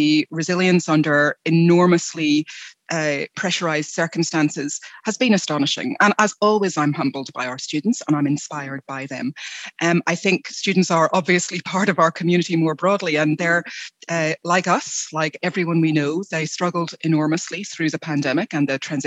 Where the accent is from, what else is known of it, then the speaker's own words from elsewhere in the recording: United Kingdom; moved away as an adult; now in Australia; I am originally from the UK. You may be able to hear from my accent